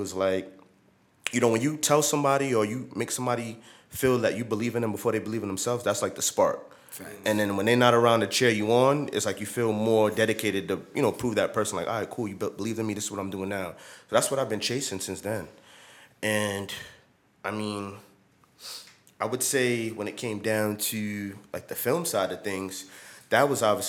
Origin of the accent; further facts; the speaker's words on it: New York City, New York, United States; I'm from New York City, born and raised